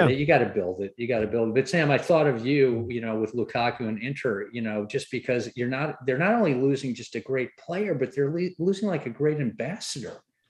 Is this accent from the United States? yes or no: no; England, United Kingdom; I grew up in England